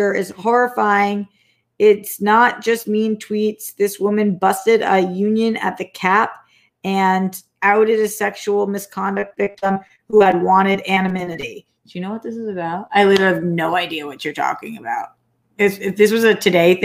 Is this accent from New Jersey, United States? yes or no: no; Newton, Massachusetts, United States; moved away as an adult; also born or lived in Boston, Massachusetts; now in Los Angeles, United States; I moved from LA to Boston to Newton when I was a kid